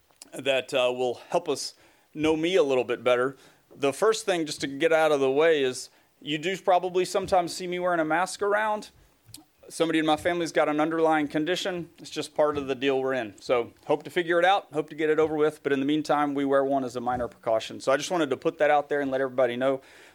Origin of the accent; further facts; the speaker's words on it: the South, United States; accent: Southern; By the way, if you can't tell, you know, definitely still got my Southern accent, but it's not as strong as it was when that picture was taken.